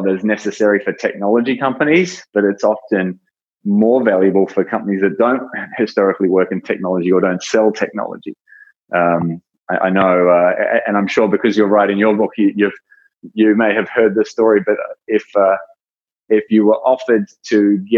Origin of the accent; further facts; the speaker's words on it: New Zealand; also born or lived in Australia; now in San Francisco Bay Area, United States; I was born in New Zealand, worked in Australia, now living in the San Francisco Bay Area.